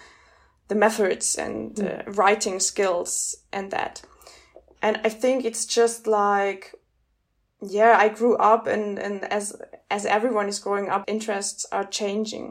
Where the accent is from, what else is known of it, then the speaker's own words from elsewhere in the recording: Munich, Bavaria, Germany; I started my BA also in Munich as I grew up in Munich.